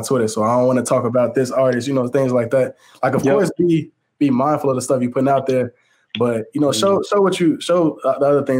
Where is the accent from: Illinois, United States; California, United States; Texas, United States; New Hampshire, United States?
Illinois, United States; Chicago; I'm from Chicago